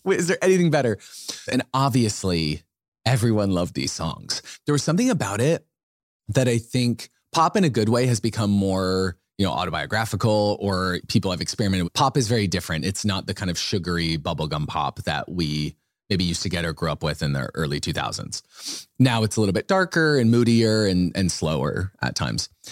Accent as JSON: {"language": "English", "town": "Boise", "region": "Idaho", "country": "United States", "tie": "born or raised there", "said": "Boise, Idaho. That's where I'm from."}